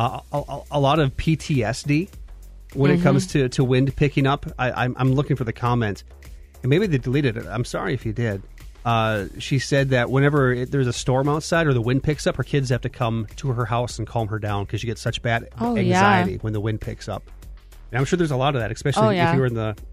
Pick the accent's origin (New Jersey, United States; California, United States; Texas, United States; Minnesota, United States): Minnesota, United States; Staples; moved away as an adult; also born or lived in Anoka, Minnesota / Twin Cities, Minnesota; I grew up in Staples, and so Wadena very close on Highway 10, 20 minutes or so. I was living in the cities at the time